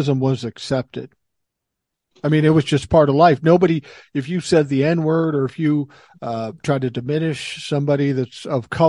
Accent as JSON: {"language": "English", "town": "Minneapolis", "region": "Minnesota", "country": "United States", "tie": "born or raised there", "said": "I grew up in South Minneapolis."}